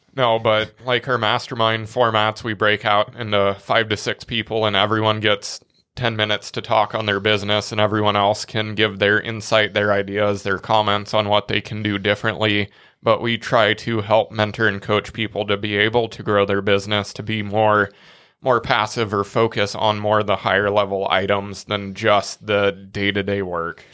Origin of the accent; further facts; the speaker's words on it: Nebraska, United States; we're from Nebraska